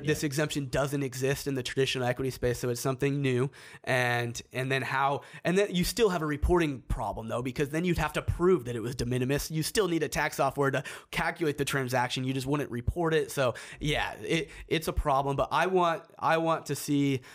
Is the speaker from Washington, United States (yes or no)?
yes; Seattle, Washington, United States; I'm from Seattle.